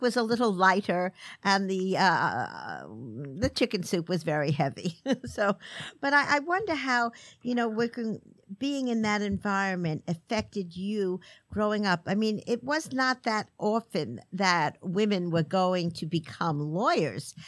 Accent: New York City, New York, United States; I grew up in the Midwood section

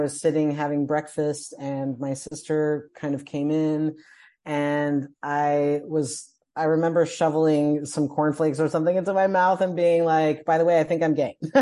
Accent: Colombia; moved away as an adult; I'm from Columbia, South America, so I went home

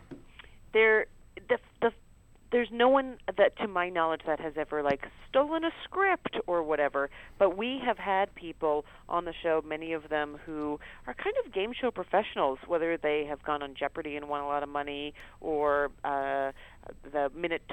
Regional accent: Canada; I grew up in Canada

